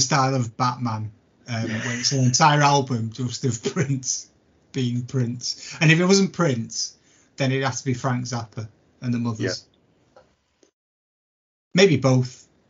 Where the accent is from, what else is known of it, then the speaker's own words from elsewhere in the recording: St Helens, North West England, United Kingdom; Well, we're both from St. Helens.